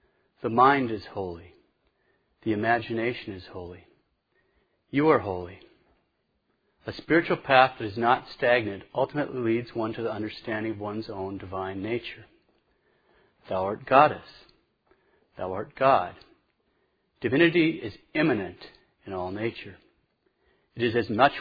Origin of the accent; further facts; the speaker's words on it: Montana, United States; moved away; I'm from Montana. There's paganism everywhere up there